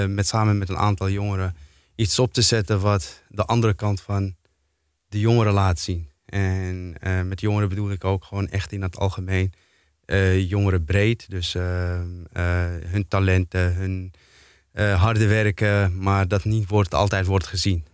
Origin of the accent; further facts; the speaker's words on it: Amsterdam, North Holland, Netherlands; ik kom uit Slotervaart zelf, eh, ben daar opgegroeid